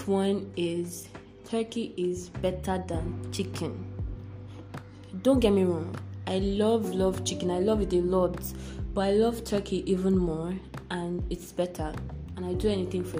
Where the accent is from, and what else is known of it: Nigeria